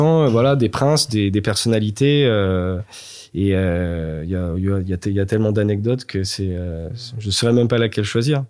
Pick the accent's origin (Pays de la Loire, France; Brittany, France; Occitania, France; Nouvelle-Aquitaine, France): Pays de la Loire, France; Nantes; also born or lived in Luxembourg / England; Moi, je suis nantais 100%, je suis je suis né à Nantes, j'ai fait toutes mes études à Nantes